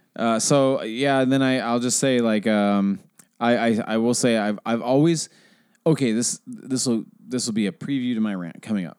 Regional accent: Seattle, Washington, United States; I grew up in Seattle

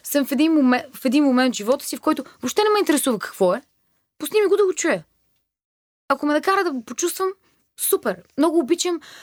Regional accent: Bulgaria; also born or lived in Germany / Thailand; Аз идвам от България

